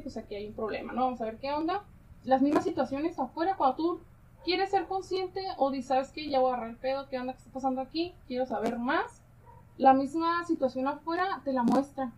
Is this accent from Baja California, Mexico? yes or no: yes; Tijuana, Baja California, Mexico; yo nací aquí en Tijuana